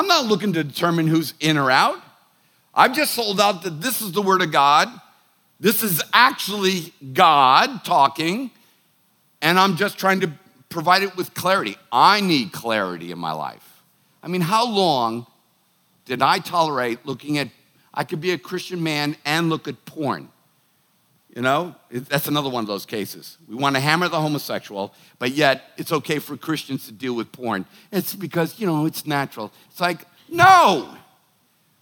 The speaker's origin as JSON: {"language": "English", "town": "Boston", "region": "Massachusetts", "country": "United States", "said": "I'm a Irish, Italian, Bostonian"}